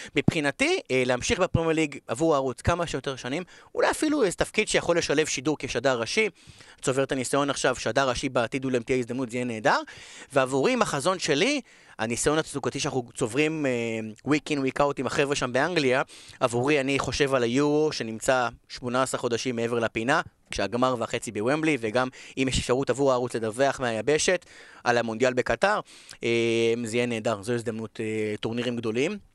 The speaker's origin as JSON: {"language": "Hebrew", "country": "Israel", "said": "אנחנו בישראל, אנחנו לומדים אנגלית נהדרת"}